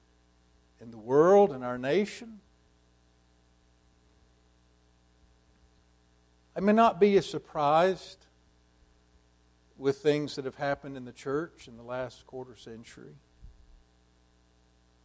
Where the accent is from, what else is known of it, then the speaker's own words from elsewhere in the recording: United States; as a young person, as an American evangelical Christian